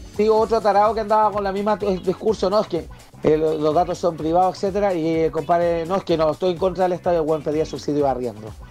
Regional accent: Chile; los chilenos

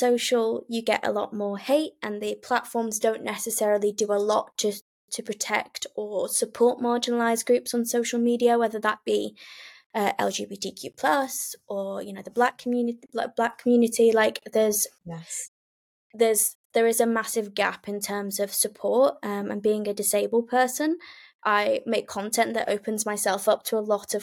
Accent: Lancashire, North West England, United Kingdom; now in Dorset, United Kingdom; I live in Dorset, but I'm originally from Lancashire, so kind of a northern girl in the south

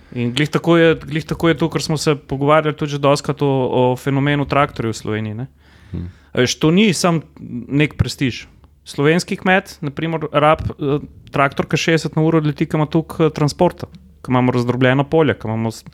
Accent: Slovenia; Slovenci smo nagnjeni k temu, da vse, kar zgradimo, zgradimo kar oreng

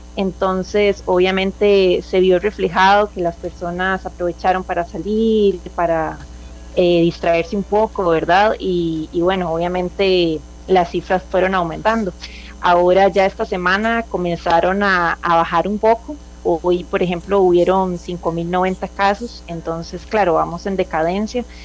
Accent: Costa Rica; now in Chile; como costarricense, orgullosamente

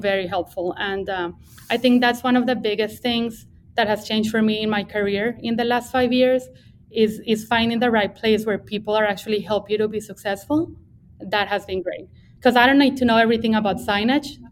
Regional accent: Bogota, Colombia; English is a second language; now in Texas, United States; I grew up in in Bogota, Colombia. That's where I'm from

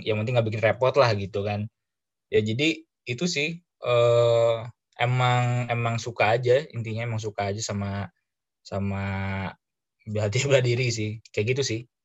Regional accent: Bandung, West Java, Indonesia; gua dari Bandung

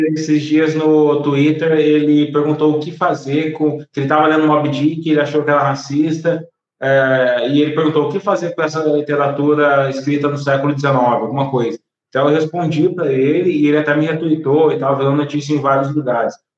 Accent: Brazil; sou brasileiro

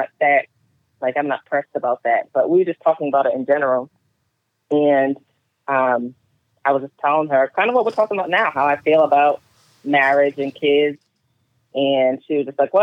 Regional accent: Rhode Island, United States; now in Atlanta, United States; I'm from Rhode Island. I would never move back there.

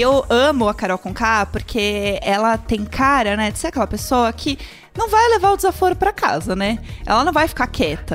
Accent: Brazil; eu sou brasileira

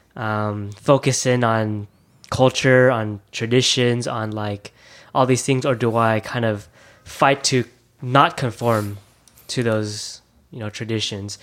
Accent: Thousand Oaks, California, United States; English is a second language; also born or lived in Taiwan / Japan; growing up in Thousand Oaks, I, I was very new to America. Um, it was my first city in America that I immigrated from, uh, when I was three years old. I was born in Taiwan

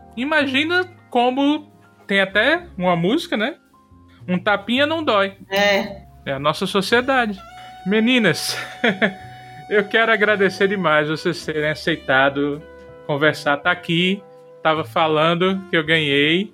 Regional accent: Rio Grande do Norte, Brazil; Eu sou do Rio Grande do Norte

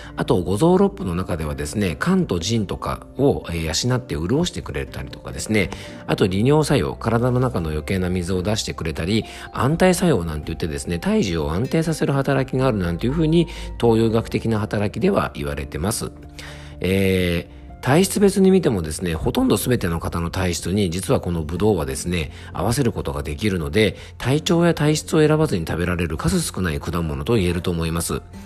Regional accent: Yamanashi, Japan; 僕の地元山梨県の FM 甲府

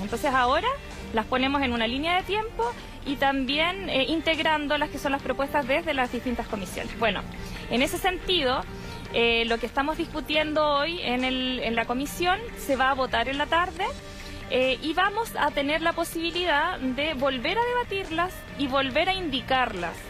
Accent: Arauco Province, Biobío, Chile; yo vengo de la provincia de Arauco.

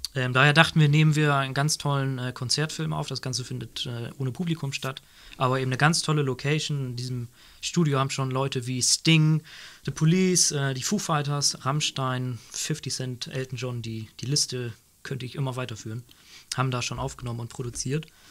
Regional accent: Nordenham, Lower Saxony, Germany; Nordenham, was, wir, was ich gerade erzählt das Kulturzentrum bei uns, also meiner Heimatstadt

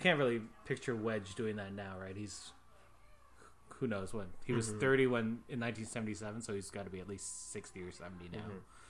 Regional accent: Canada; because we're Canadian.

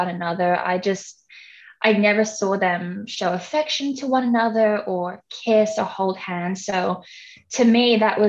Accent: Hong Kong; moved away as an adult; now in Australia; I was born and raised in Hong Kong, and then I came to Australia around mid-2012.

